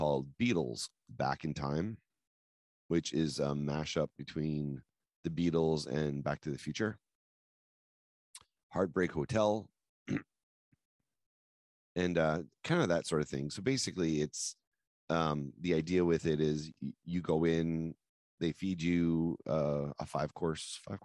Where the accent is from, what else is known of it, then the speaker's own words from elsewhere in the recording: New Brunswick, Canada; we came from New Brunswick. So we're in a big town